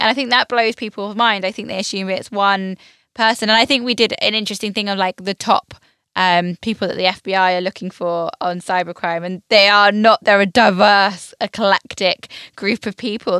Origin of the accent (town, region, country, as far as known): United Kingdom